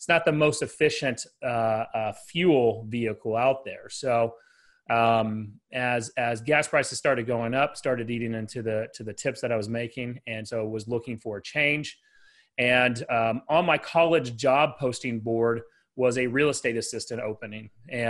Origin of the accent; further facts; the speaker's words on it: Dallas, Texas, United States; I have a team here in Dallas, Texas, and been here my whole life